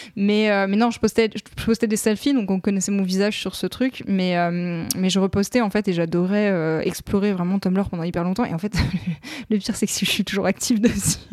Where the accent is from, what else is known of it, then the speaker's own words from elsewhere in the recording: Lorraine, Grand Est, France; J'ai grandi en Lorraine